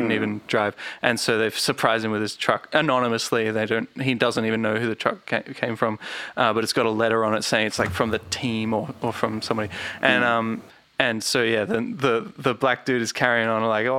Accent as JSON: {"language": "English", "country": "Australia", "said": "we're Australian"}